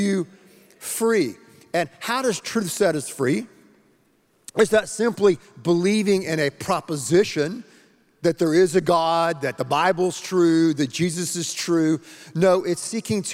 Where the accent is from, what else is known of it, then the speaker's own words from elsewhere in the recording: the Carolinas, United States; moved away; I'm originally from the Carolinas, okay? North Carolina, South Carolina.